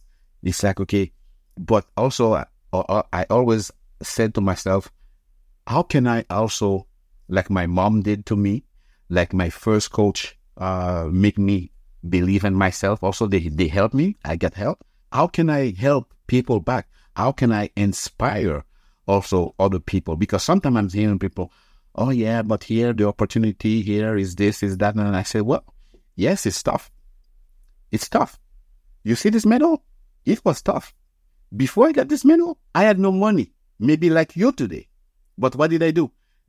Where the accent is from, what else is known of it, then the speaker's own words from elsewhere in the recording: Canada; It's like we as Canadian, we as a nation.